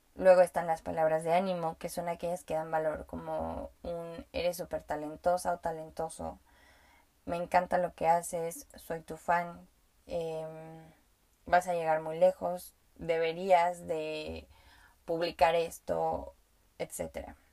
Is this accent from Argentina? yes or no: no; Mexico; first language Spanish; yo hablo español y nací, em, fui aprendiendo a hablar español porque nací en México